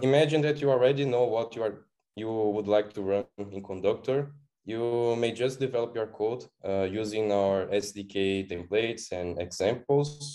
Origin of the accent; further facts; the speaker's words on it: Brazil; I am from Brazil, living in Florianopolis, which is kind of a very beautiful island